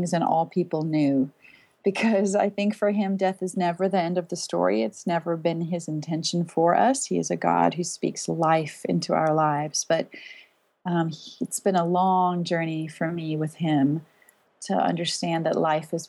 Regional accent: Pretoria, Gauteng, South Africa; moved away; I'm from South Africa originally, and we lived in the city of Pretoria

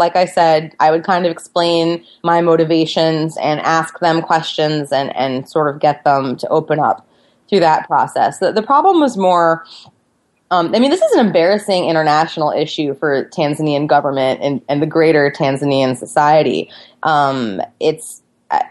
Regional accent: United States; I was an American journalist

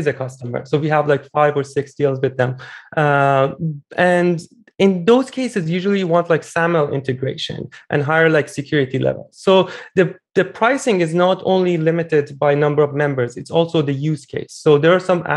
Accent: Iran; moved away; I'm originally Iranian. I built a dating app back in my home country

